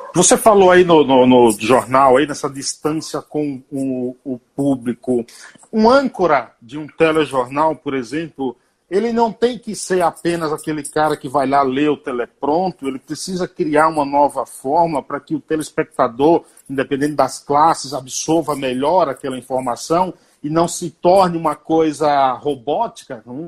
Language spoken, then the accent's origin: Portuguese; Bahia, Brazil; moved away; quando eu vou para Bahia, que eu sou baiano